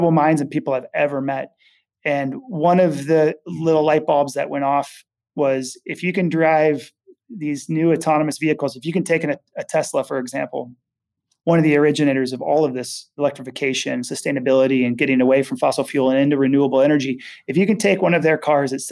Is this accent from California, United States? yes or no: yes; Napa, California, United States; I grew up in Napa, Sonoma area